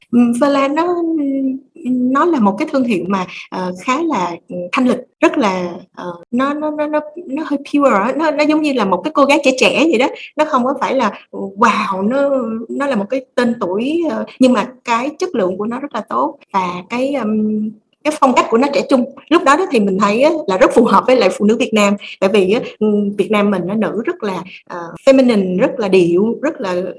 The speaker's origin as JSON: {"language": "Vietnamese", "country": "Vietnam", "said": "mình là người Việt Nam mình hiểu được tâm lý người Việt á"}